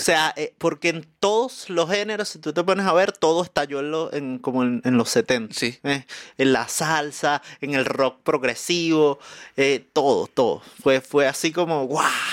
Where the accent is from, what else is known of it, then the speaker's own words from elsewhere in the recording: Venezuela; moved away as an adult; now in Chile; allá en Venezuela, eh, mi familia era de un pueblo en Oriente